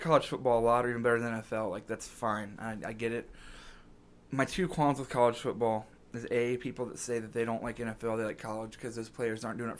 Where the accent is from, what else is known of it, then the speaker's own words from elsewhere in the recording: Cincinnati, Ohio, United States; I'm from Cincinnati